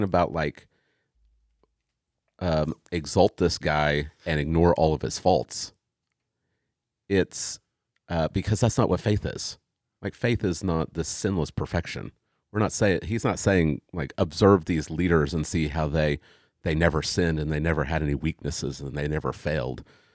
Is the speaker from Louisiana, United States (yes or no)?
no; Tulsa, Oklahoma, United States; I grew up in Tulsa